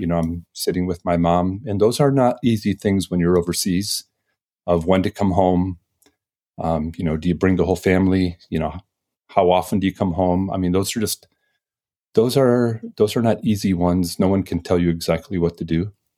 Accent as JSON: {"language": "English", "town": "Detroit", "region": "Michigan", "country": "United States", "tie": "born or raised there", "also_born_or_lived": "Ann Arbor, Michigan / Fort Wayne, Indiana", "moved": "as an adult", "said": "I grew up in Michigan over near Detroit"}